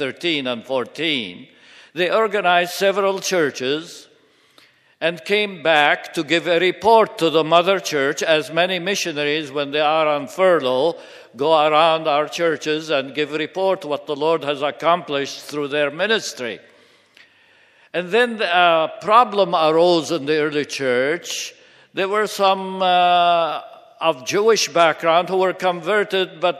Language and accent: English; Seleucia, Hatay, Turkey; Seleucia, which happens to be my birthplace